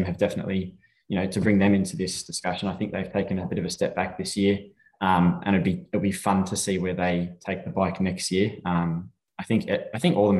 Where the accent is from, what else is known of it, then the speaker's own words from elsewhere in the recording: Australia; being Australian